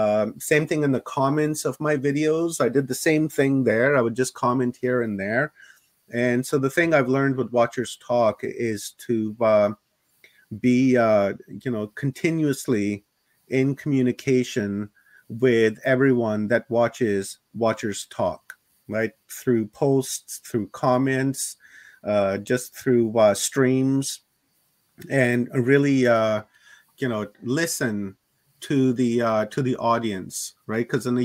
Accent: Canada; yeah, I'm a Canadian citizen anyhow, so you know they can't bother me all that much

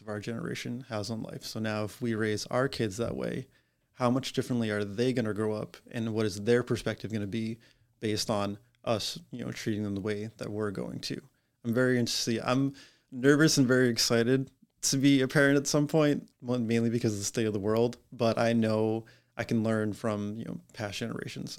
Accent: Massachusetts, United States; now in Warwick, United States; I am originally from Massachusetts.

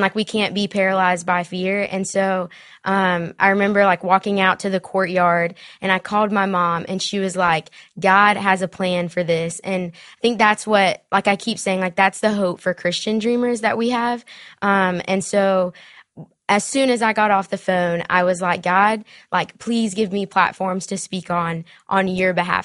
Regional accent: Spartanburg, South Carolina, United States; accent: Southern; also born or lived in Mexico; I grew up in Smartburg, South Carolina.

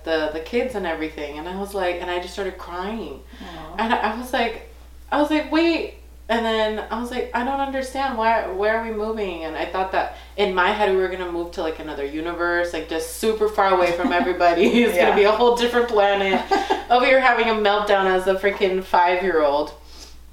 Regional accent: Lawndale, California, United States; also born or lived in Inglewood, California; now in Northern California, United States; I'm from Southern California, so born in Inglewood, raised in Lawndale

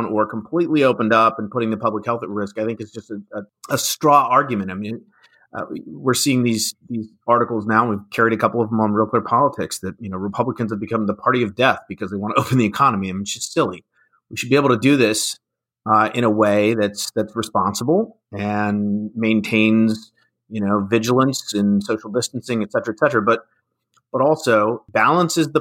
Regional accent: Illinois, United States; my home state of Illinois

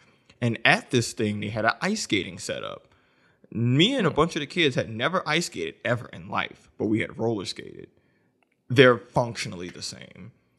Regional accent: the South, United States; So I didn't grow up ice skating because I grew up in the South and we didn't have ice or snow.

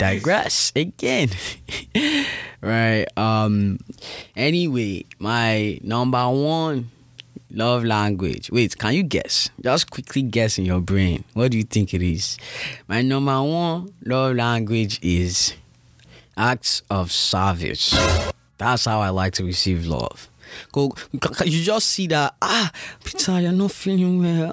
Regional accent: Nigeria; also born or lived in New York; I'm Nigerian

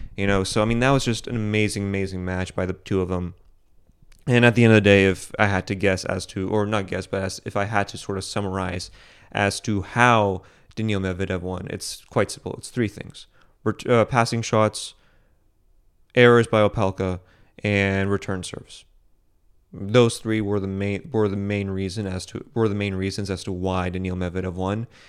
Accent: United States; I'm American

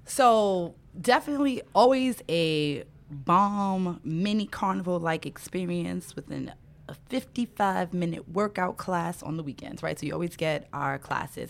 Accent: New York City, New York, United States; growing up in Brooklyn, New York, both of my parents are from Trinidad

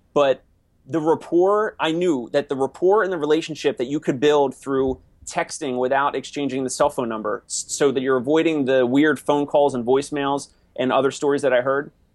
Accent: Maple Shade, New Jersey, United States; moved away as an adult; also born or lived in Philadelphia; now in New York City, United States; I'm from South Jersey, which in New Jersey we say South Jersey, we don't say New Jersey

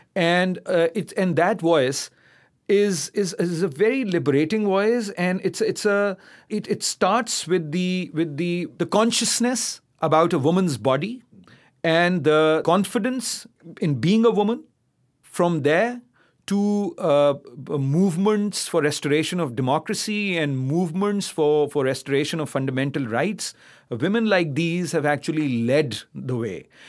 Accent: Karachi, Sindh, Pakistan; also born or lived in Islamabad; I come from Karachi. I was born there, brought up there.

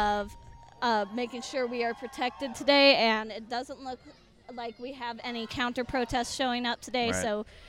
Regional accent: Sedalia, Missouri, United States; I come from Sedalia, so I'd say it's only slightly bigger than here

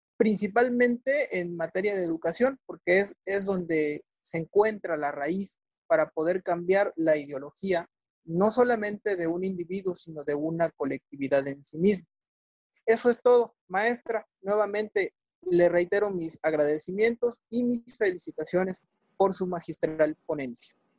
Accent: Mexico; soy mexicano y soy abogado postulante

